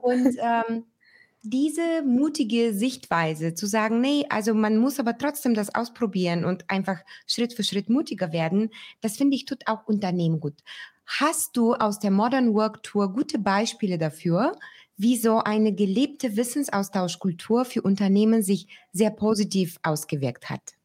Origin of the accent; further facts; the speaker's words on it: Bulgaria; moved away; mein Heimatland Bulgarien